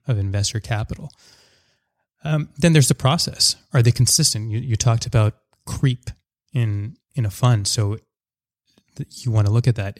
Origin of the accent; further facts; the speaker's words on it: Surrey, British Columbia, Canada; also born or lived in Montreal; I grew up in Surrey and an area in Surrey called Wally.